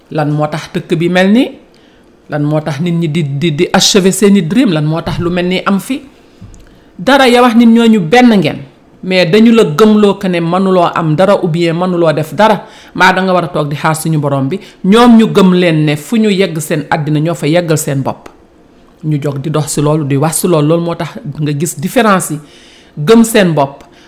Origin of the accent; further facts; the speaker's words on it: Senegal; man en tant que sénégalais